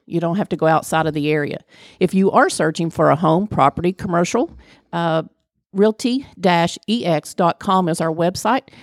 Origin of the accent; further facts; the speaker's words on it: Flatwoods, Kentucky, United States; I am from Flatwoods, which is part of Greenock County.